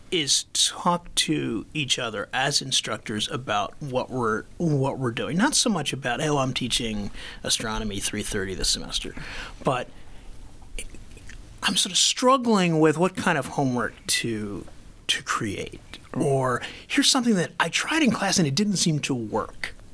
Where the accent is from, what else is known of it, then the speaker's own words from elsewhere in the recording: Philadelphia, Pennsylvania, United States; now in Madison, United States; I'm from Philadelphia.